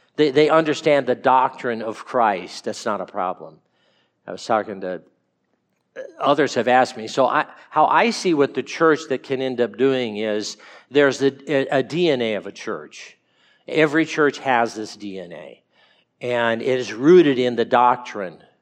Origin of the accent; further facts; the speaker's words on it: California, United States; I'm from California and, and grew up